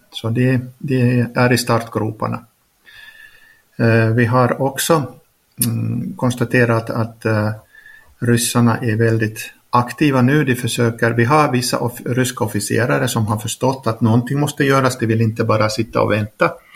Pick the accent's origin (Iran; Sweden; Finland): Finland; first language Swedish; also born or lived in Norway; now in Ukraine; Finskt passport, svenskt modersmål